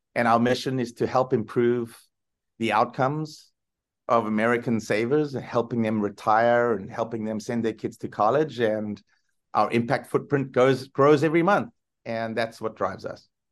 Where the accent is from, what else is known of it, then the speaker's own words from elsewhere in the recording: South Africa; moved away; I grew up in South Africa